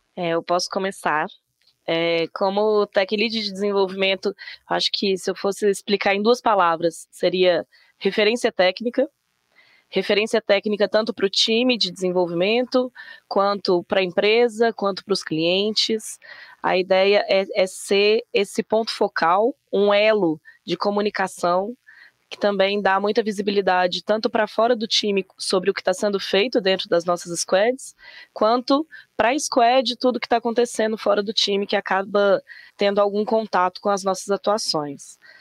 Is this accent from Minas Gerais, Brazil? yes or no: yes; Belo Horizonte, Minas Gerais, Brazil; Eu também tô em B H, mas sou daqui mesmo, sou mineira